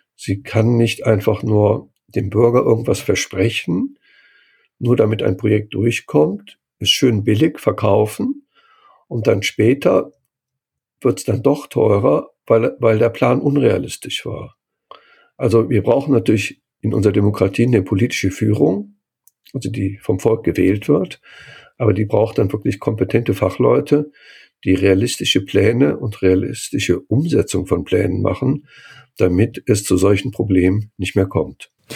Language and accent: German; Cologne, North Rhine-Westphalia, Germany; born or raised there; moved away